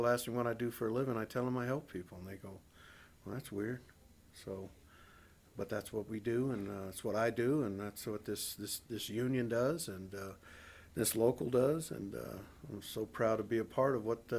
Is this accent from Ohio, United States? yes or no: no; North Carolina, United States; because I came from a military family, and I grew up in North Carolina where one of the least unionized state in America.